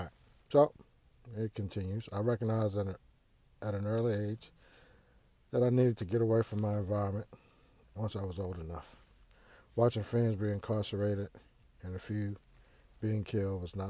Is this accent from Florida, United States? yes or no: no; Houston, Texas, United States; moved away; I grew up in Houston's historic Fifth Ward